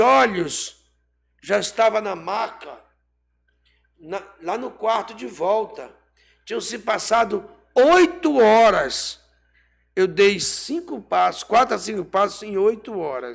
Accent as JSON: {"language": "Portuguese", "region": "Rio de Janeiro", "country": "Brazil", "tie": "born or raised there", "also_born_or_lived": "Pará (birthplace)", "moved": "yes", "lives_now": "Pará, Brazil", "said": "fui criado a minha infância no Rio de Janeiro"}